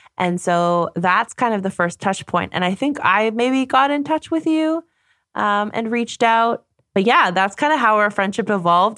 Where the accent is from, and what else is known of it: Canada; now in Germany